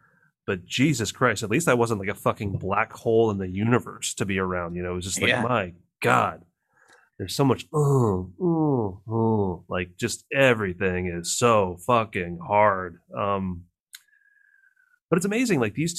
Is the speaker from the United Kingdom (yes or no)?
yes; United Kingdom; I'm a British actor.